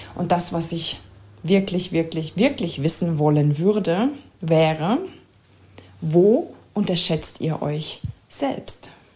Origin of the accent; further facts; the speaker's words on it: Germany; als Deutsche